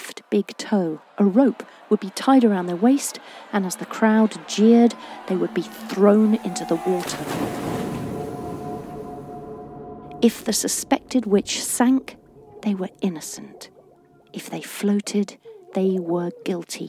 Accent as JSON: {"language": "English", "area": "East Anglia", "region": "East of England", "country": "United Kingdom", "tie": "born or raised there", "said": "I was born in East Anglia and grew up here, nurtured by its woods, golden cornfields and sparkling"}